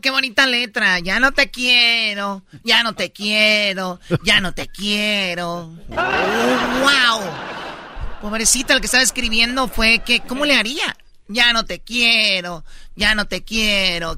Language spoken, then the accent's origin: Spanish; Mexico City, Mexico; Yo soy chilango